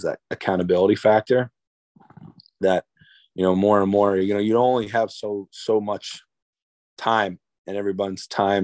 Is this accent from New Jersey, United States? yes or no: yes; New Jersey, United States; I'm from New Jersey, but my mom and dad are both from the Boston area